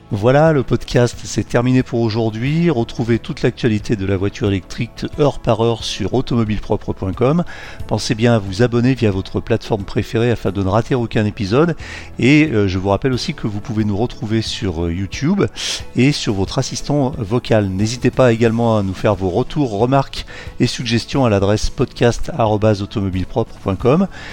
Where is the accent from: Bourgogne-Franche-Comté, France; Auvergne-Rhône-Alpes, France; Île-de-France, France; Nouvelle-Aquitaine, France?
Auvergne-Rhône-Alpes, France; Lyon; je suis lyonnais